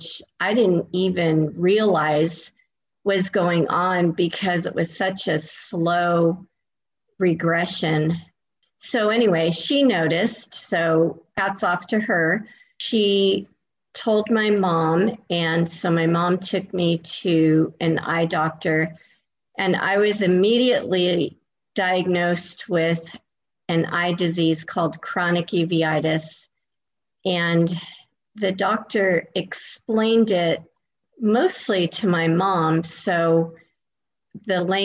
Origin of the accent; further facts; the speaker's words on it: California, United States; moved away as an adult; now in Florida, United States; I am originally from California, and I moved across the country all the way to Florida about 17 years ago